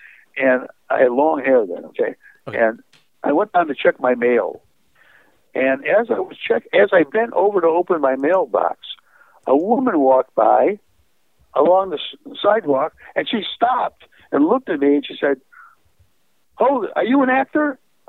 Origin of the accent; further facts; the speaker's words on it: California, United States; I told him I was a writer from California.